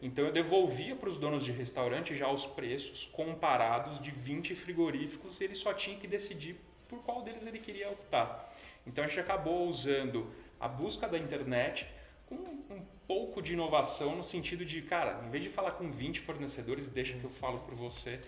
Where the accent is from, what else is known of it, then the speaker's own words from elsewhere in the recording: São Paulo, Brazil; eu sou um cara muito simples, de família classe média de São Paulo